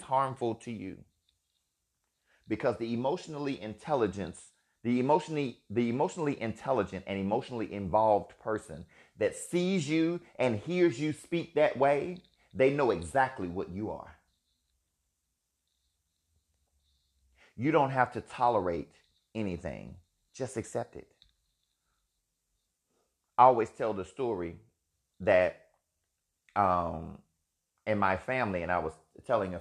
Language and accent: English; Alabama, United States; Being a gay man, living and growing up in Alabama with a family who had no idea what they were looking